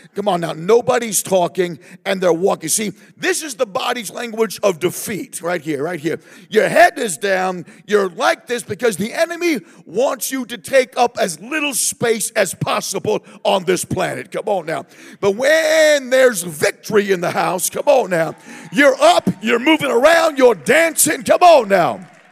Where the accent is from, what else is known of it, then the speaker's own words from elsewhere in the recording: Southern California, United States; we are from Southern California